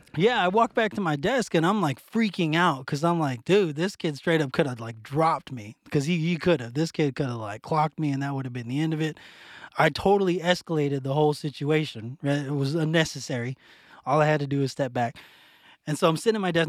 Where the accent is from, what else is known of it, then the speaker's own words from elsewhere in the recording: Phoenix, Arizona, United States; moved away; also born or lived in Oklahoma / Texas; I'm from West Phoenix